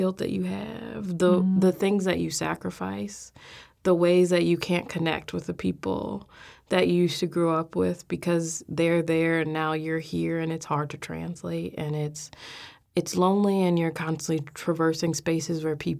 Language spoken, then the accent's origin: English; Chicago, Illinois, United States; I come from Inglewood in Chicago, and which is now mostly known for gang violence, as one of the poorest parts of the city. My family had lived there by the time I was born, had been in that house for almost 40 years.